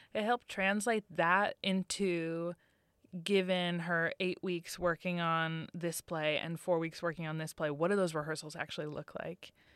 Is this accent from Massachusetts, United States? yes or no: yes; Massachusetts, United States; I'm from Massachusetts